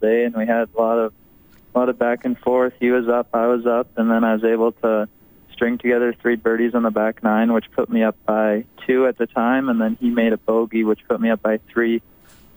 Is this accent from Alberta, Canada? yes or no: yes; St. Albert, Alberta, Canada; moved away as an adult; also born or lived in Washington State; I grew up in St. Albert